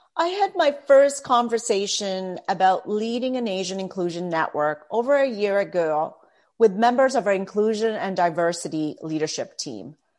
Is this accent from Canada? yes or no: yes; Toronto, Ontario, Canada; also born or lived in Philippines; now in Mississauga, Canada; I was born in the Philippines and my parents immigrated to Canada, Toronto specifically, with their four children. I was nine at the time.